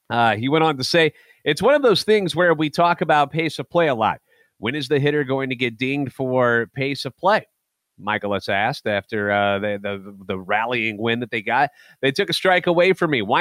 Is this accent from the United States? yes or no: yes; St. Louis, Missouri, United States; I'm a national radio sports anchor, born and raised in the Lou, lifetime Cardinals fan